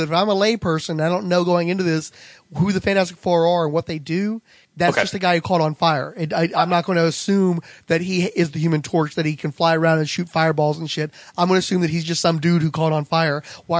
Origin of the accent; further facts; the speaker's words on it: Waverly, Iowa, United States; His birthplace, according to the official handbook of the Marvel Universe, is none other than my hometown of Waverly, Iowa. 10,000 people strong.